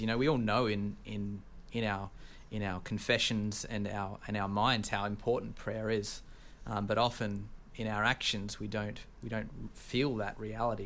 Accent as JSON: {"language": "English", "country": "Australia", "accent": "Australian", "moved": "yes", "lives_now": "United States", "said": "I'm from Australia"}